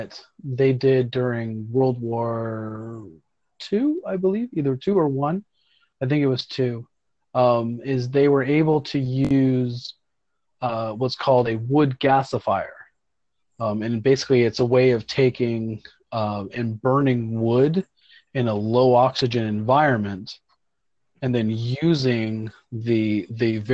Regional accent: Central Florida, United States; I grew up in Central Florida

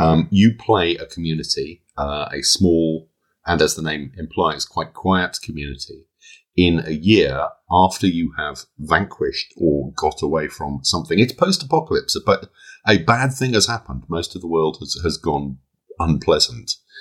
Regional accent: United Kingdom; I'm British

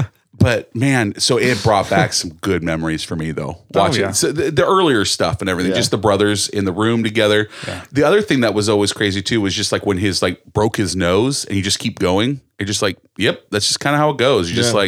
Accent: California, United States; But we're wrestlers from California

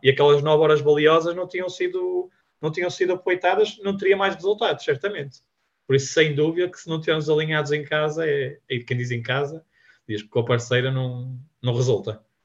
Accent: Vila Nova de Gaia, Norte, Portugal; nós somos da Gaia

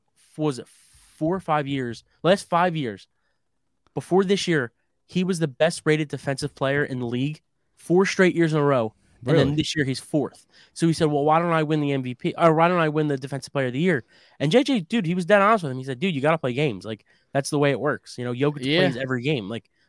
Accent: Philadelphia, Pennsylvania, United States; We're from Philly, fucking Philly.

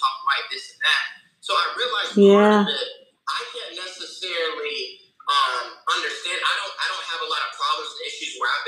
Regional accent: Pensacola, Florida, United States; my hometown of Pensacola

